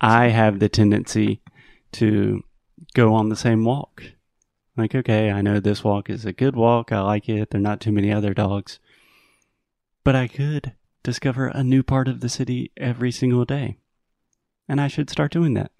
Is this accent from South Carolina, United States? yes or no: yes; Spartanburg, South Carolina, United States; moved away; in my hometown of Spartanburg